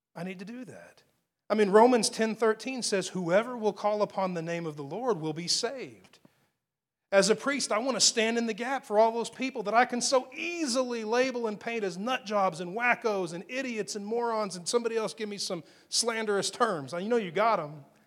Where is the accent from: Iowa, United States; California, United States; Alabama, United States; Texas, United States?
Texas, United States; accent: Texas tongue; I'm from Texas